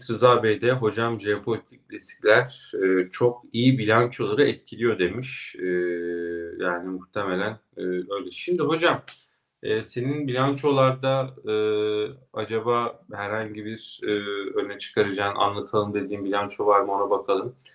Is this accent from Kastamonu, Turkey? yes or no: yes; Kastamonu, Turkey; Ya bu arada benim memleketim biliyorsun Kastamonu.